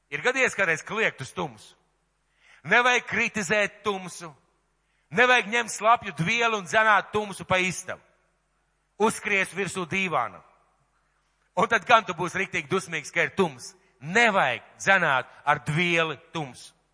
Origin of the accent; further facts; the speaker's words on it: Latvia